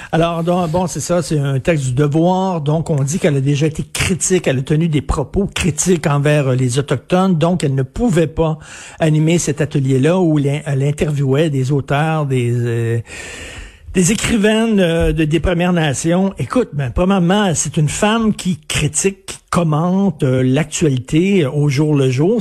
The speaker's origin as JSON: {"language": "French", "region": "Quebec", "country": "Canada", "said": "je suis québécois"}